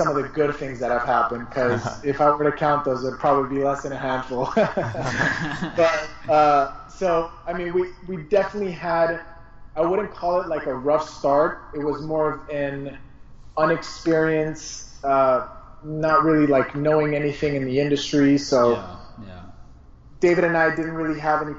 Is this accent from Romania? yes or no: no; Colombia; moved away; my home country, Colombia